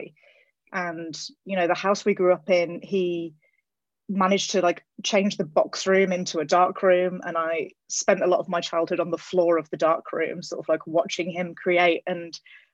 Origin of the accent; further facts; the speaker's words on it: England, United Kingdom; moved away as an adult; now in California, United States; I grew up in England